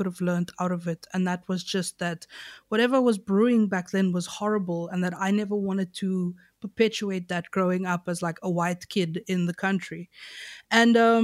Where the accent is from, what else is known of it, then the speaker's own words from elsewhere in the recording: Knysna, Western Cape, South Africa; I grew up, like the area I grew up in Nyasa is called Reenendal.